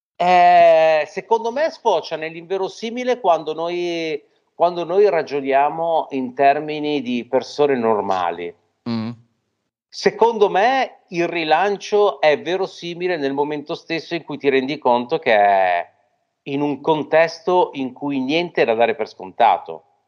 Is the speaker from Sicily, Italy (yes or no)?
no; Genoa, Liguria, Italy; noi, ironicamente, essendo genovesi